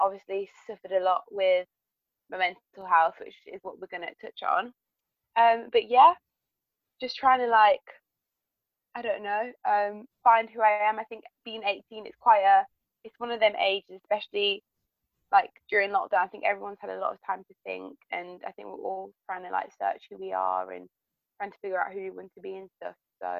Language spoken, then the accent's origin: English; France; also born or lived in United Kingdom; now in England, United Kingdom; I'm 18. I live in England. I grew up in France. My parents moved to France when me and my sister, well, I was one and my sister was four